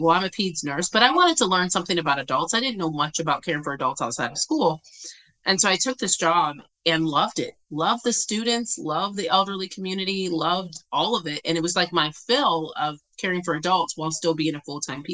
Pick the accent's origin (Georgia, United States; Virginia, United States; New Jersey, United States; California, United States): Virginia, United States; I'm originally from Virginia